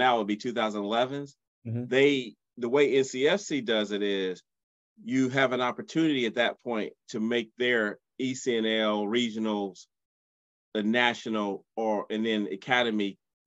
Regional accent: South Carolina, United States; I grew up in South Carolina.

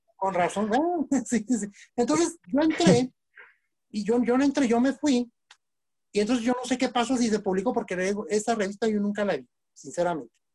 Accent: Nuevo Casas Grandes, Chihuahua, Mexico; soy originario del Nuevo Casas Grandes, Chihuahua

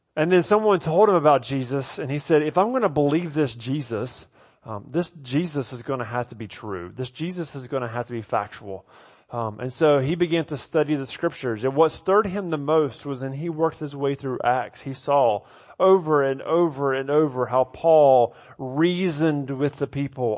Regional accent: the South, United States; moved away; I grew up in the South

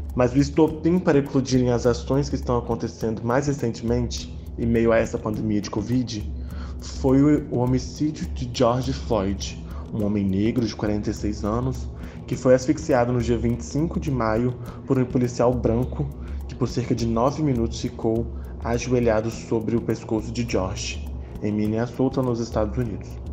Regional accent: Brazil; enquanto brasileiros

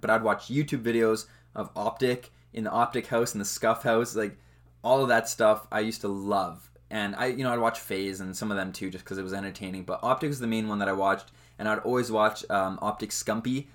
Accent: Western Canada, Canada; obviously I'm from Canada. I live in Canada.

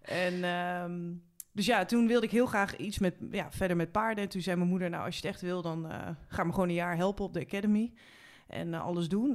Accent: Haarlem, North Holland, Netherlands; ik kom oorspronkelijk uit Haarlem

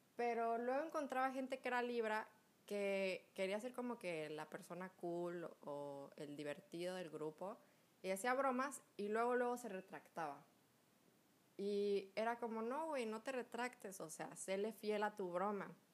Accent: Mexico; cuando yo estaba chiquita, como todo buen mexicano, como todo mexicano cool

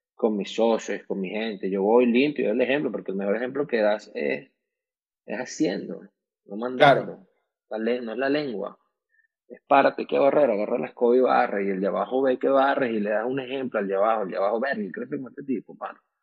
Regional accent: Venezuela; moved away as an adult; also born or lived in Miami; como venezolanos tenemos muchos años afuera, tenemos ya más años fuera que adentro de Venezuela.

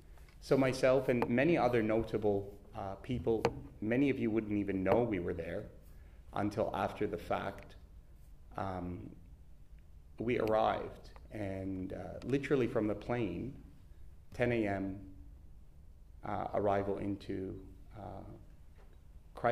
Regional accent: Canada; now in Perth, Australia; I was born and raised in Canada

